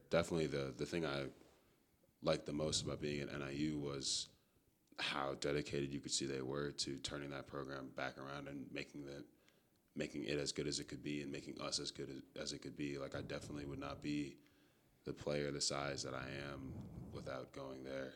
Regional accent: Chicago, Illinois, United States; moved away as an adult; also born or lived in Amherst; I'm from Chicago, Illinois. Uh, grew up playing football and lacrosse out there

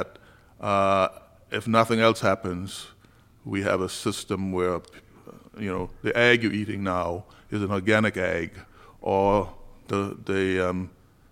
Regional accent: Turks & Caicos Islands; I grew up in North Caicos.

